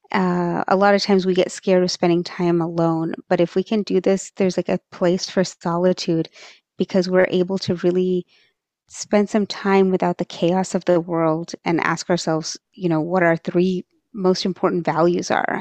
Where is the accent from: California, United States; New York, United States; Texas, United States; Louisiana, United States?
Texas, United States; first language Marathi; I, um, was born and raised in Texas